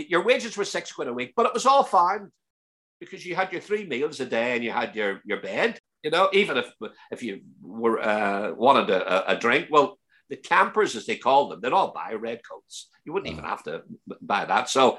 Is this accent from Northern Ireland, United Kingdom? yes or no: yes; Belfast, Northern Ireland, United Kingdom; accent: broad Belfast; moved away as an adult; obviously growing up in Belfast, you have your accent is that, it was quite broad.